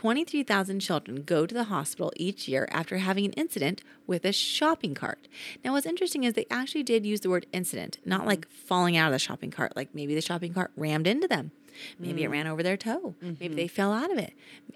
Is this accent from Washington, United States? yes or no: no; Utah, United States; I say pillow like an American. But I am from Utah, so we probably should say pillow.